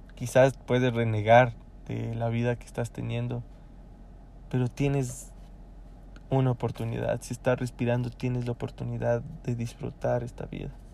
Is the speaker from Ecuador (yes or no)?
yes; Ecuador; acá en mi país